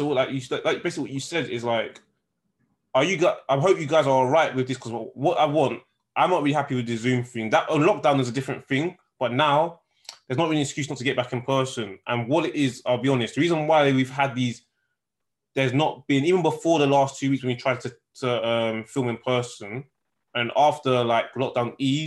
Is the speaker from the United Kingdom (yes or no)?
yes; United Kingdom; we're British